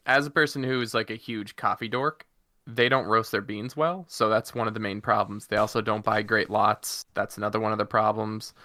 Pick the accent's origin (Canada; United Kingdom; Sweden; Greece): Canada; Prince Edward Island; accent: Islander; my Islander accent